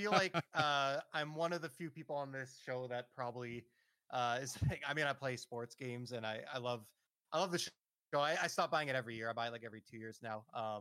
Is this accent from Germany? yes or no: no; Canada; as a Canadian